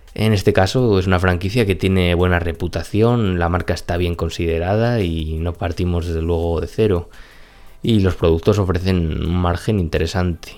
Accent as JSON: {"language": "Spanish", "country": "Spain", "said": "en nuestro país"}